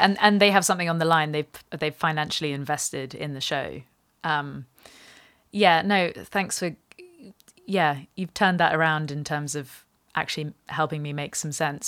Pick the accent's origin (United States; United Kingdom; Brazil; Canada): United Kingdom; England; me also being English